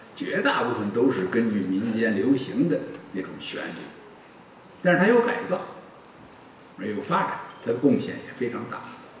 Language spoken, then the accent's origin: Chinese; China; 我们中国人呢，喜欢的是武侠小说，喜欢的是练功